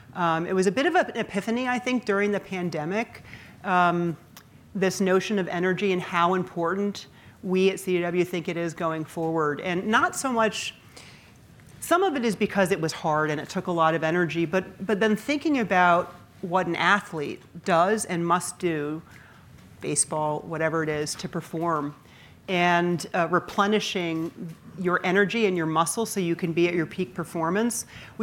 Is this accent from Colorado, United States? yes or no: no; Rhode Island, United States; born there; And I was born in Rhode Island. My grandparents, both sides were there, all my aunts and uncles, and there were a lot of them.